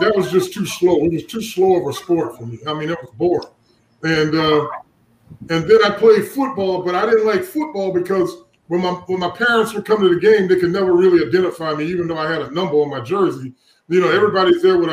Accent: Orangeburg, South Carolina, United States; moved away as an adult; also born or lived in Jacksonville, Florida; I was from Orange, South Carolina.

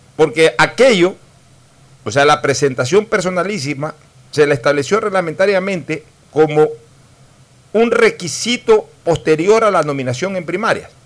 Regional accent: Ecuador; somos los ecuatorianos

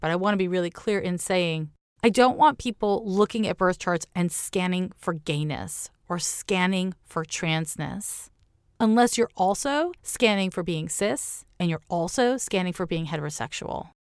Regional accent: Montreal, Quebec, Canada; my hometown, Montreal, Quebec

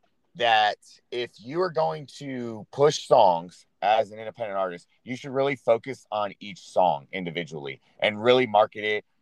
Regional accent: Florida, United States; also born or lived in Michigan; at 2 years old, I moved down to Florida. And I lived in South Florida, like by Clearwater Beach, you know, until I went through high school

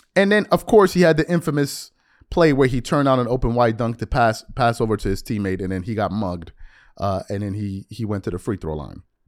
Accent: New York, United States; as a New Yorker

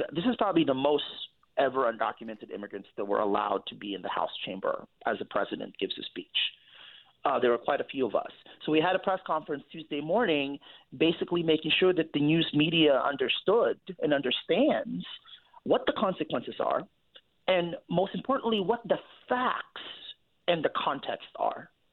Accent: San Francisco, California, United States; now in New York, United States; I grew up in the Bay Area in San Francisco

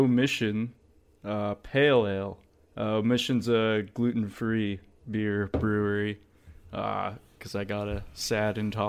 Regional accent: Massachusetts, United States; I'm from Massachusetts, so I'm actually here

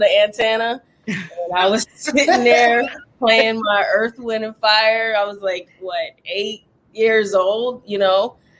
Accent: Charleston, South Carolina, United States; moved away as an adult; now in Atlanta, United States; I'm from Charleston, South Carolina. But I've always wanted to, you know, make that move to a big city. So we decided to move to Atlanta, Georgia.

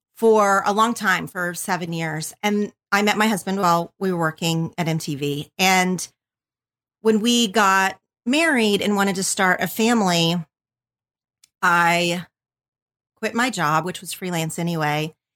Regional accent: southern Oklahoma, United States; moved away as an adult; now in Los Angeles, United States; I grew up in a super tiny town in southern Oklahoma

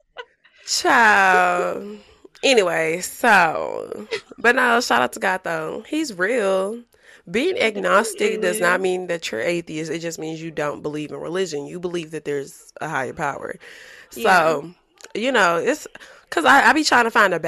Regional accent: Baton Rouge, Louisiana, United States; moved away; I'm from Baton Rouge

